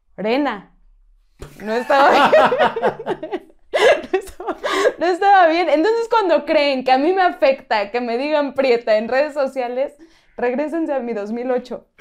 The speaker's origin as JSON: {"language": "Spanish", "country": "Mexico", "said": "soy mexicana"}